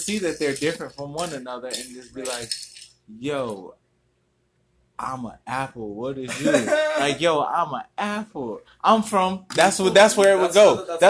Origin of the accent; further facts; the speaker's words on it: United States; Though I am here in America and I am an American